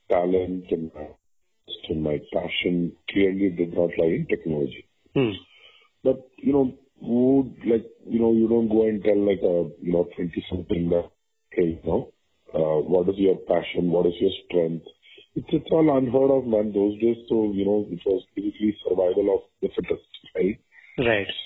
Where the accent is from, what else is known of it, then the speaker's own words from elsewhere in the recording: Vadodara, Gujarat, India; moved away as an adult; now in Bangalore, India; so I'm a Tamil, but I grew up in Gujarat.